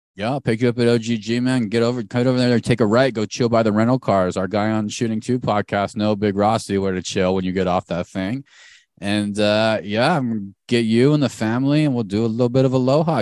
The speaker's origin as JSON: {"language": "English", "region": "Arizona", "country": "United States", "tie": "born or raised there", "said": "we grew up in Arizona"}